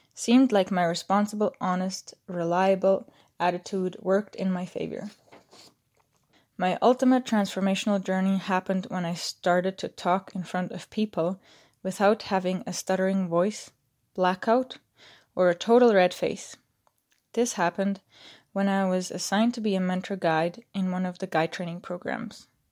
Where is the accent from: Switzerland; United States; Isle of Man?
Switzerland; moved away as an adult; growing up in Switzerland in a tight system of going to school